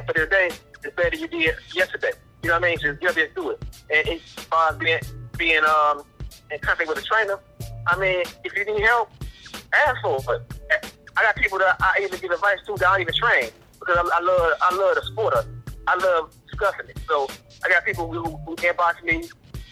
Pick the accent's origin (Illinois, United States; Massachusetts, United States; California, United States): Illinois, United States; Chicago; I'm from West Side Chicago, down and dirty